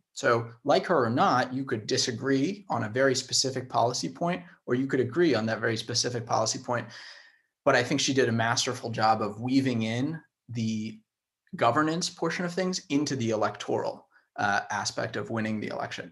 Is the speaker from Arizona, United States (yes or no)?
yes; Tucson, Arizona, United States; work in my hometown, in my home street